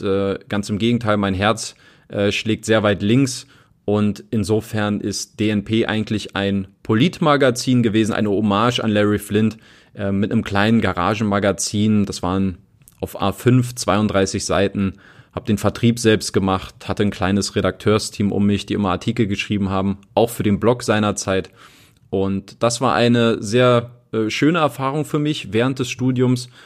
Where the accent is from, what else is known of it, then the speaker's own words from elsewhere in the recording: Berlin, Germany; moved away as an adult; also born or lived in Italy / England / Ilmenau; Ich komme aus Berlin. Ich bin in Berlin aufgewachsen